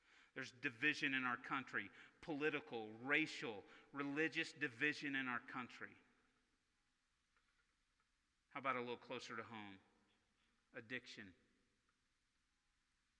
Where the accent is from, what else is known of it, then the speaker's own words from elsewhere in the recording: Arkansas, United States; I grew up in Tornado Alley in Arkansas